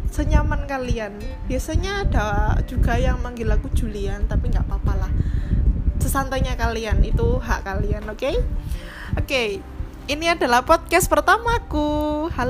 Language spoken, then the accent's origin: Indonesian; Blitar, East Java, Indonesia; also born or lived in Malang; now in Jakarta, Indonesia; aku besar dan lahir di Blitar gitu sekolahku TK SD SMP di Blitar gitu nah dan sekarang orang tua aku juga masih di sana